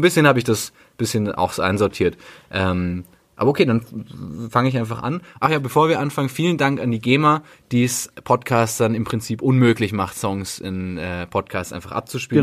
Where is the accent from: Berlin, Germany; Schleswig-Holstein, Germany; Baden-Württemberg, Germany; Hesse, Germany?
Berlin, Germany; also born or lived in Bavaria; als Berliner